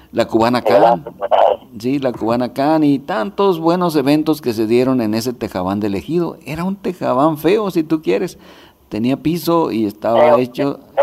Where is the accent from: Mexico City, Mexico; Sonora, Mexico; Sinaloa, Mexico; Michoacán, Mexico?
Sonora, Mexico; Pueblo Yaqui; now in Toronto, Canada; es mi pueblo, que quiero mucho